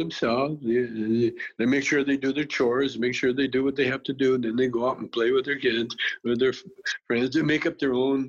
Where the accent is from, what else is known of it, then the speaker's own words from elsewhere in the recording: Calgary, Alberta, Canada; I had a beautiful childhood.